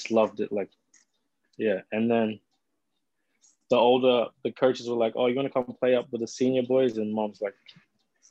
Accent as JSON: {"language": "English", "town": "Cairns", "region": "Queensland", "country": "Australia", "tie": "born or raised there", "said": "I was born in Cairns. So I born up in Cairns. Grew up in Cairns"}